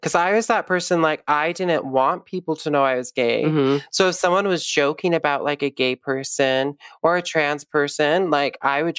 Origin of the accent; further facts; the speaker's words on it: San Diego, California, United States; But she, like growing up in San Diego, you basically kind of just have to become gay friendly.